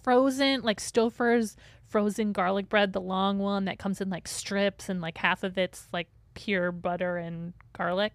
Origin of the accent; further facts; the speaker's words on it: St. Joseph, Michigan, United States; Saint Joe, my hometown that I grew up in.